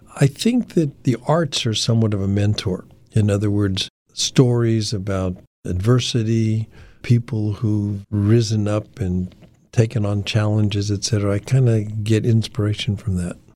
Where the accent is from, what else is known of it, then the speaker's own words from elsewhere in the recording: Denver, Colorado, United States; I was, uh, born and raised in Denver, Colorado.